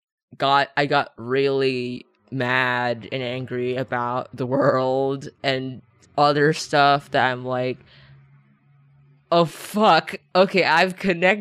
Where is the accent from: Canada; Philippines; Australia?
Philippines; English is a second language; I'm Filipino, but I didn't actually like learn English